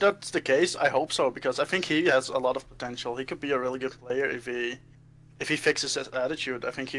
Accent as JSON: {"language": "English", "country": "Netherlands", "second_language": "English", "said": "I'm from the Netherlands."}